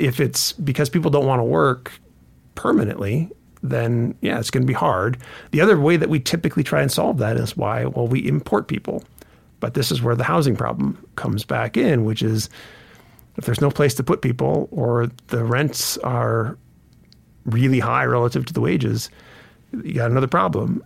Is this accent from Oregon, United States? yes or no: yes; Grants Pass, Oregon, United States; now in Montana, United States; I grew up in Grants Pass, Oregon